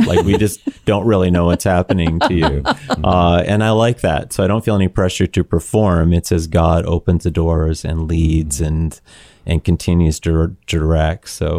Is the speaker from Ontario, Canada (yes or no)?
yes; Ontario, Canada; we know we grew up in Niagara. It just hangs on the vine.